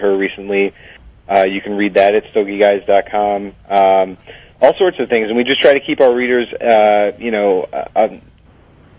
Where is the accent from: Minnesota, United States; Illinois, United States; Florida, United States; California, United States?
Illinois, United States; Chicago; moved away as an adult; also born or lived in Washington, D.C.; I just recently moved here with my wife. I had been living in D.C. for the past 6 years, but this is my hometown as well.